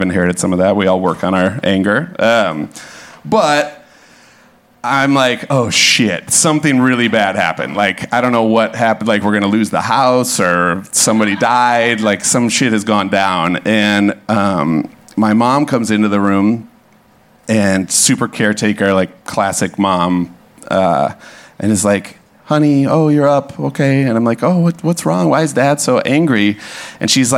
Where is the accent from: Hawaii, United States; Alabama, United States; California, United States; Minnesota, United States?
Minnesota, United States; Hopkins; I grew up in Hopkins, which is like 20 minutes west of the cities, a little like working class suburb